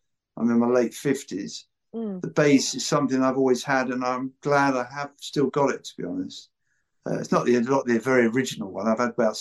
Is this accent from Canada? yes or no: no; United Kingdom; accent: British; now in Los Angeles, United States